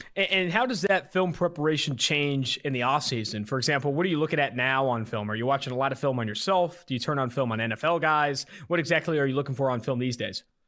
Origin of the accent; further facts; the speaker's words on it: West Coast, United States; now in Cincinnati, United States; I'm also from the West Coast